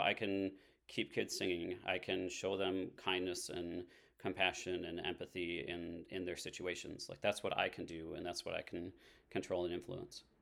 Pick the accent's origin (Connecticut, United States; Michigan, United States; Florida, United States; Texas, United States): Michigan, United States; Haslett; also born or lived in Sturgis, Michigan; now in East Lansing, United States; I grew up in Hazlitt, so this is, like, ba-, back in my roots.